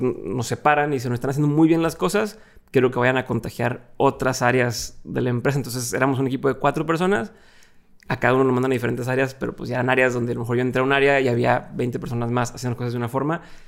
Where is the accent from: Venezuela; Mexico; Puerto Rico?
Mexico; Monterrey, Nuevo León; also born or lived in Torreón; soy de aquí de Monterrey, me pasando de Torreón